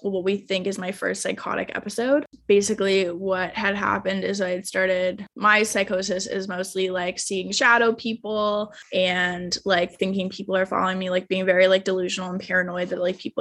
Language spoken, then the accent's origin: English; Ontario, Canada; now in Toronto, Canada; my hometown in Ontario